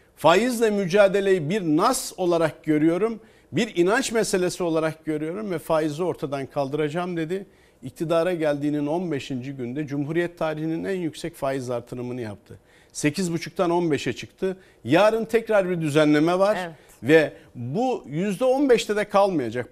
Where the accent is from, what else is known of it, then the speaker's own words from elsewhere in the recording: Çankırı Province, Turkey; benim memleketim Çankırı